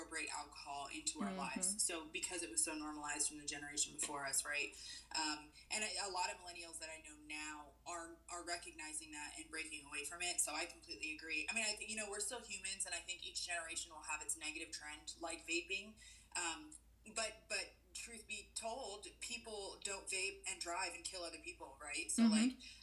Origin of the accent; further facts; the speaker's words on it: Pennsylvania, United States; moved away; also born or lived in Utah; I'm also from Pennsylvania where we have beer barns and wine stores and everything is sold separately